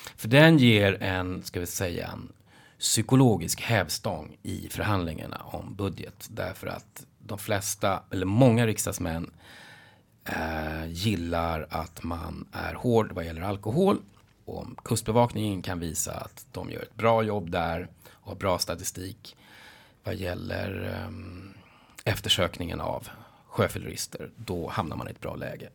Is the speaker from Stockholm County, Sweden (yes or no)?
yes; Nacka, Stockholm County, Sweden; Jag är uppvuxen i Nacka utanför Stockholm